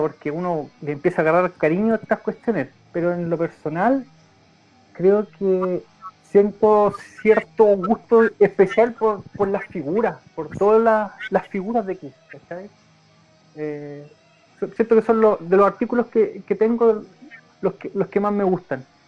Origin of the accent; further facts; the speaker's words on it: Loncoche, Araucanía, Chile; yo soy oriundo igual de Loncoche